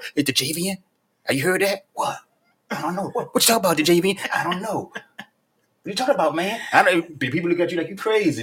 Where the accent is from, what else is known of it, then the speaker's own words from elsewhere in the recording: Virginia, United States; now in Charleston, United States; I'm born and raised in Virginia, but Charleston my home too